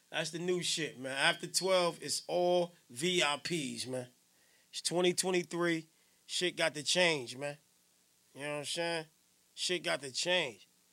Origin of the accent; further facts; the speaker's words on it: Newark, New Jersey, United States; I'm from Johnson Ave, South Ward, Central Ward.